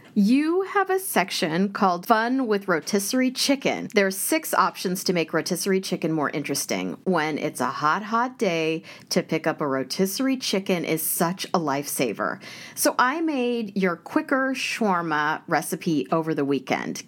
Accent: Prairie Village, Kansas, United States; we are from the same hometown

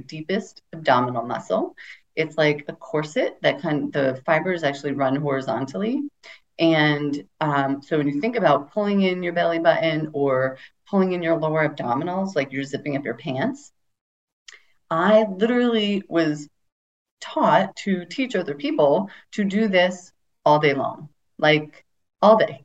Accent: United States; I grew up in America.

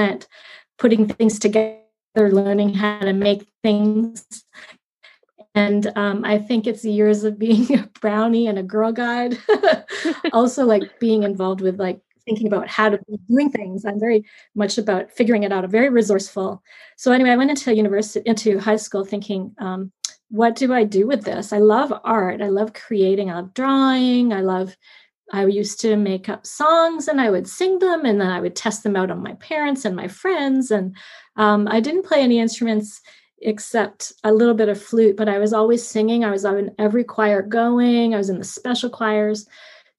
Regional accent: Fergus, Ontario, Canada; also born or lived in Guelph, Ontario; we moved from Guelph to the country near Laura Fergus, my mom and my stepdad at that point

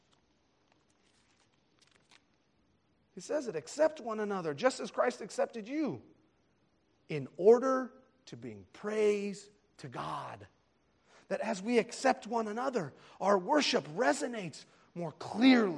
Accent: United States; I was attending Coptic services with her here in the United States, as a young boy

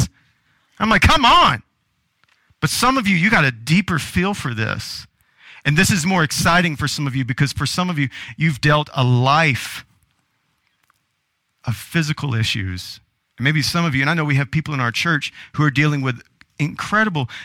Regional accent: the South, Southern United States, United States; Growing up in Southern culture and Southern church

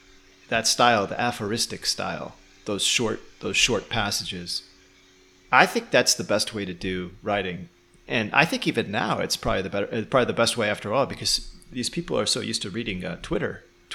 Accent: Chicago, Illinois, United States; So if I say, yeah, I'm from Chicago and, you know, I was a truck driver before, that usually is enough.

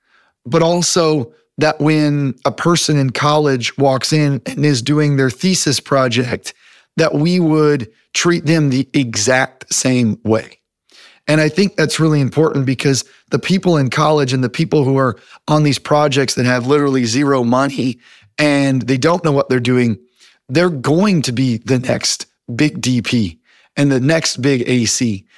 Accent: United States; So, I grew up all over the United States. So I moved around. My dad is actually a preacher.

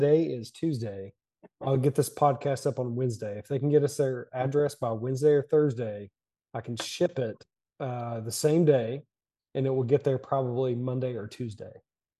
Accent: Virginia, United States; And it was like, you're from Wise County. Holy shit. I'm from Dickinson. What?

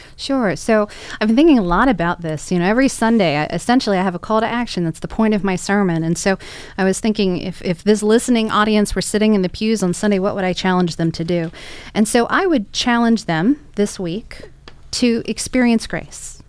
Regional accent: Arlington, Virginia, United States; I was raised in Arlington

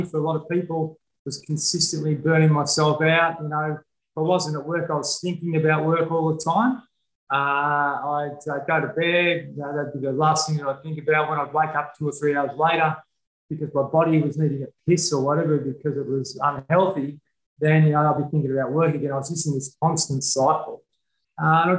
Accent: Horsham, Victoria, Australia; I was brought up in Horsham in country Victoria, like a little farming town or a farming town

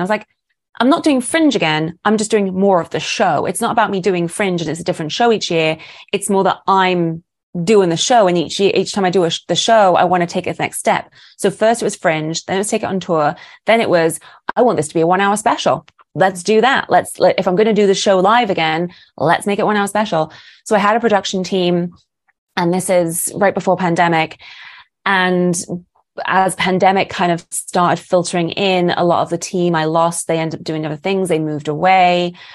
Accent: United Kingdom; moved away as an adult; now in Los Angeles, United States; this Brit's come all the way from Britain and has now, is now making it in L

